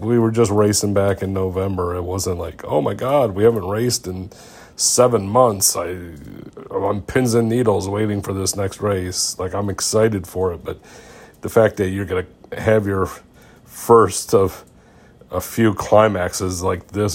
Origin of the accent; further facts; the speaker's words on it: Ohio, United States; as a youth, 1990, growing up in Ohio